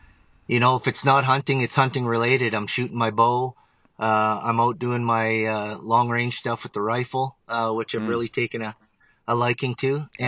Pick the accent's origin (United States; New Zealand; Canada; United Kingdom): Canada; Ontario; I grew up in Northern Ontario. I now reside and have resided out in Alberta, Canada.